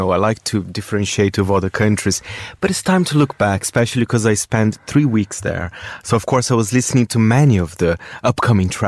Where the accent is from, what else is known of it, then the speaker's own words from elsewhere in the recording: Brazil; moved away; this time I go to my home country.